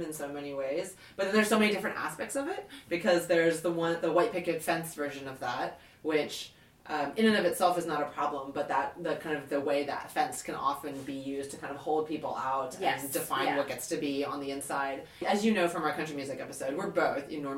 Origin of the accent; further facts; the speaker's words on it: Southern Virginia, United States; moved away; also born or lived in England; I grew up in Virginia, in Southern Virginia